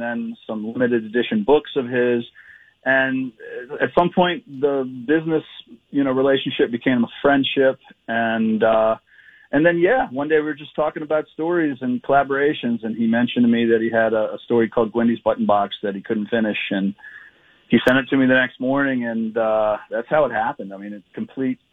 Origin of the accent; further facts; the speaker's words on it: Edgewood, Maryland, United States; my hometown of Edgewood, Maryland, back in the summer of 1988. And at the time I just graduated from college and I moved back to Edgewood into the house I grew up in with my parents.